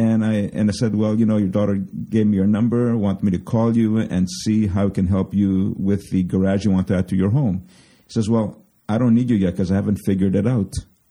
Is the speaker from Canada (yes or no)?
yes; Canada; now in United States; And I'm from Canada, so I'm licensed in Quebec.